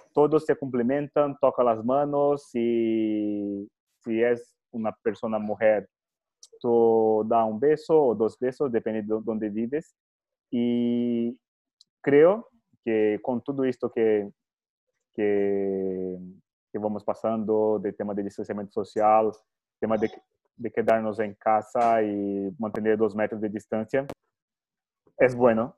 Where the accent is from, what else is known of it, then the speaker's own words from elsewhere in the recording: Brazil; soy brasileño